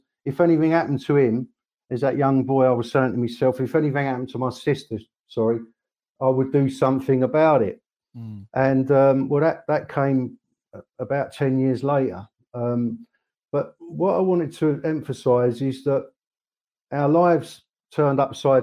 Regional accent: Croydon, London, United Kingdom; I was born in South London, a place called Croydon, 51 years ago

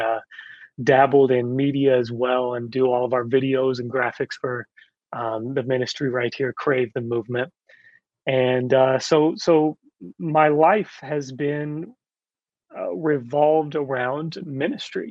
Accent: Kentucky, United States; I'm from Kentucky

